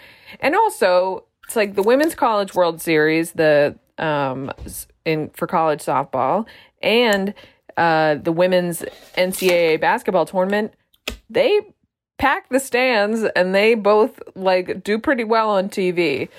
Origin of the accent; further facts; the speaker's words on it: Boston, Massachusetts, United States; I'm from Boston